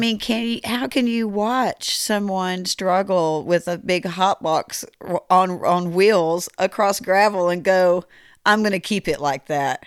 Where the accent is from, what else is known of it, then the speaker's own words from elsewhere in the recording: Rockford, United States; I'm from Rockford